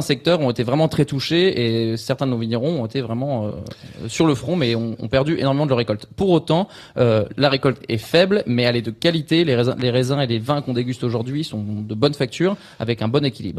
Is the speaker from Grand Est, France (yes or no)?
yes; Champagne, Grand Est, France; also born or lived in Montpellier; je suis né ici en Champagne, mais j'ai choisi de m'exporter, m'expatrier